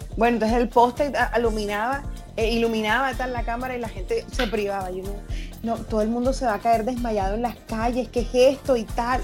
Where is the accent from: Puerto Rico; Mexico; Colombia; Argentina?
Colombia; Colombian Caribbean coast; accent: costeño; also born or lived in Venezuela; todos los de la costa hablamos súper distinto